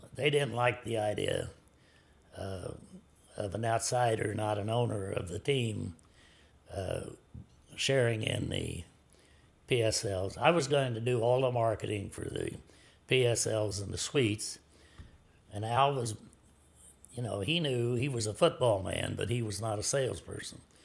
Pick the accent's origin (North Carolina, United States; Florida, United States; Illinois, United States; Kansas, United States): Kansas, United States; Smith Center; I was born and raised in Smith Center, a town of around eighteen hundred people